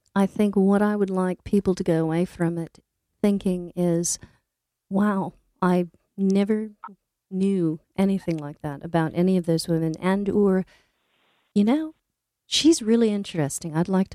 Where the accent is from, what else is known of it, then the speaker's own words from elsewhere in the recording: California, United States; moved away as an adult; also born or lived in Scotland; I'm originally from California.